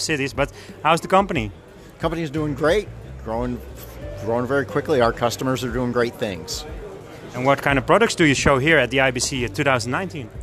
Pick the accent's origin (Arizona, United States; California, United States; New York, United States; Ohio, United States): New York, United States; I'm from New York